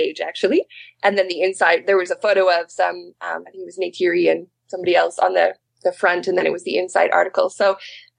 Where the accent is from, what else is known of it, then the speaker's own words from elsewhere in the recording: Manitoba, Canada; moved away as an adult; also born or lived in Alberta; now in British Columbia, Canada; I'm from Manitoba, so I originally learned the Swampy Cree. And then I moved to Alberta to do my PhD